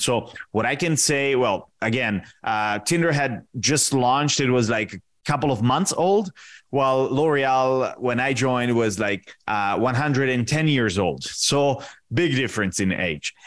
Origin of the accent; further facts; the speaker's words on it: Italy; moved away as an adult; also born or lived in Washington, D.C., United States; now in Rio de Janeiro, Brazil; I'm originally Italian. I was born and raised in Italy